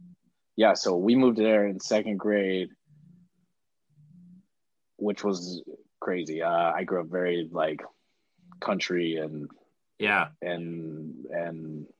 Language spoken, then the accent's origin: English; Oklahoma, United States; born or raised there; moved away as an adult; also born or lived in Bakersfield, California; now in Los Angeles, United States